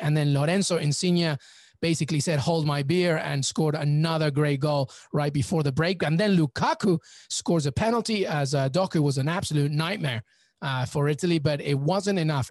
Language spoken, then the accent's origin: English; England, United Kingdom; also born or lived in Peru; I'm Peruvian, but I grew up in England.